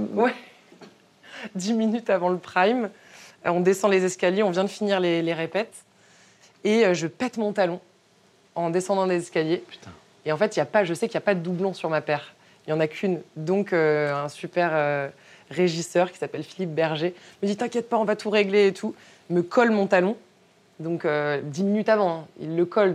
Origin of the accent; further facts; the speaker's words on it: Brittany, France; je viens de Bretagne